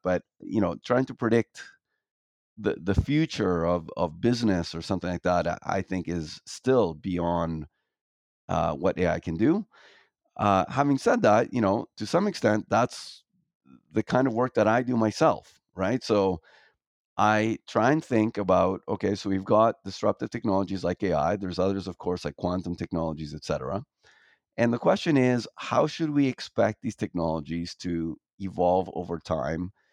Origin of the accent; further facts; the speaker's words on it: Toronto, Ontario, Canada; moved away as an adult; I grew up in Toronto